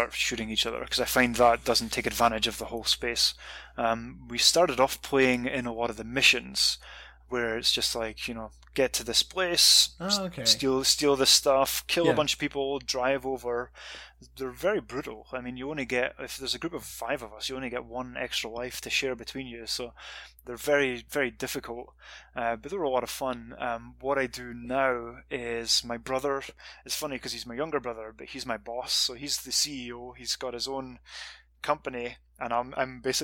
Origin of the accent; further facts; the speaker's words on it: Scotland, United Kingdom; moved away as an adult; also born or lived in Montreal, Canada; now in California, United States; I'm from Scotland